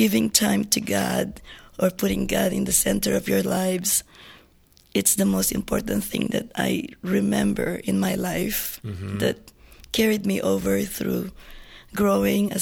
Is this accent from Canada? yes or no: no; Marikina, Metro Manila, Philippines; moved away as an adult; also born or lived in Guam; now in Sacramento, United States; I was actually born and raised in the Philippines